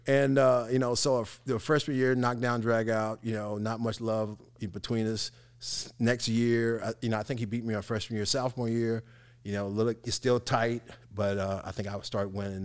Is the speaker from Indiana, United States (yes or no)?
yes; Evansville, Indiana, United States; I grew up in one of those housing communities, which was the Fulton Square, Cedar Hall